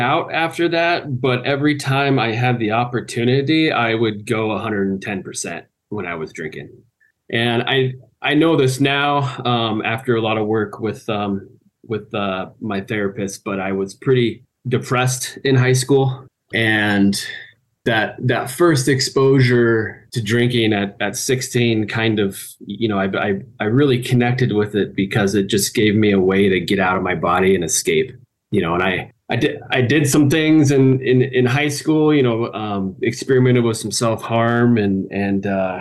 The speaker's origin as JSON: {"language": "English", "town": "Anchorage", "region": "Alaska", "country": "United States", "tie": "born or raised there", "moved": "as an adult", "lives_now": "Salt Lake City, United States", "said": "Growing up in Anchorage, Alaska"}